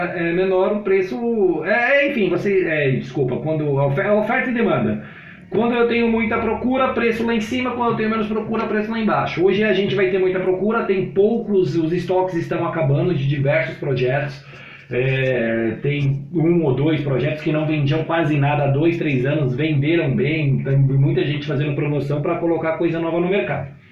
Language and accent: Portuguese; Brazil; eu sou brasileiro